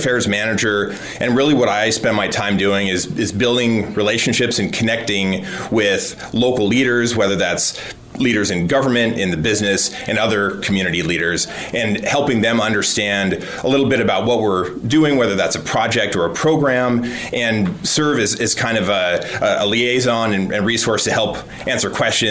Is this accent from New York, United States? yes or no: no; Missoula, Montana, United States; moved away as an adult; Spent some years away from Missoula doing various things, but like so many Missoulians, found a way back and have been here for the last 3 years